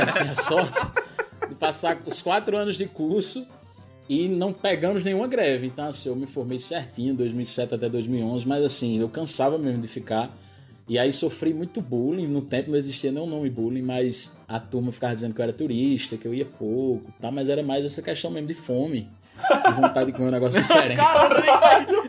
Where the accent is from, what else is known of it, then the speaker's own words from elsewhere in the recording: Surubim, Pernambuco, Brazil; accent: mix of Pernambuco and Paraíba; moved away as an adult; also born or lived in Recife / Campina Grande; now in João Pessoa, Brazil; Sou de Surubim, Surubim, Agreste de Pernambuco, mesma região.